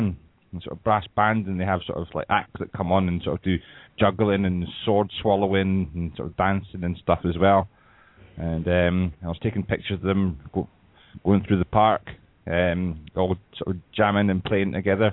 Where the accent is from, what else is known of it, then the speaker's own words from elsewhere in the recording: Scotland, United Kingdom; Scotland's really small